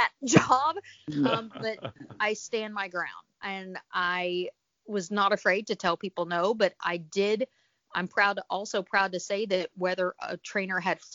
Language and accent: English; Arkansas, United States; moved away as an adult; also born or lived in Los Angeles; I'm from Arkansas